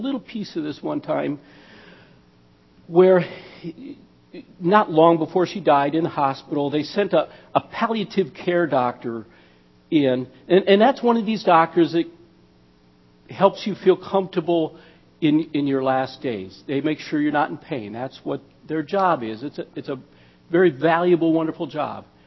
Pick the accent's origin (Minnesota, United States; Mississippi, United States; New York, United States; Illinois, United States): Minnesota, United States; I'm from Minnesota